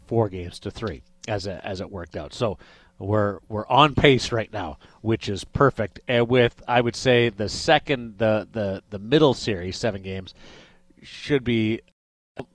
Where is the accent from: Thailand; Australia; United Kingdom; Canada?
Canada; now in Las Vegas, United States; I come from Canada, and we say your name differently out west than we do out east